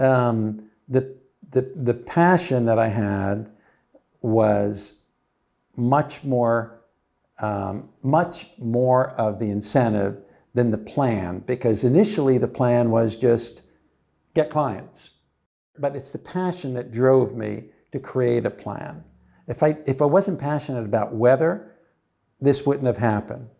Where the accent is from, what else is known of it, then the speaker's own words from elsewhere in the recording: New Jersey, United States; also born or lived in Texas; I grew up in New Jersey.